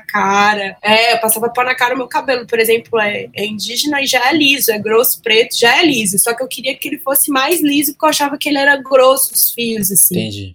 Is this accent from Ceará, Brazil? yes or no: no; Belo Horizonte, Minas Gerais, Brazil; eu nasci em Belo Horizonte, era para eu nascer em São Paulo